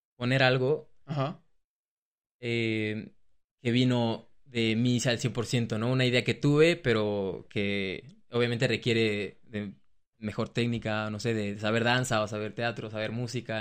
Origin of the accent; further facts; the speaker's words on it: Mexico; moved away as an adult; also born or lived in Australia; now in Germany; digo que soy de México